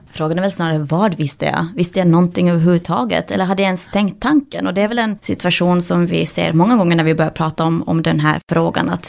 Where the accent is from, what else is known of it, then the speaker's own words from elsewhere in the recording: Finland; moved away as an adult; now in Sweden; jag flyttade från Finland till Sverige när jag var 20 år och började studera allt från folkhögskola till olika kurser till olika program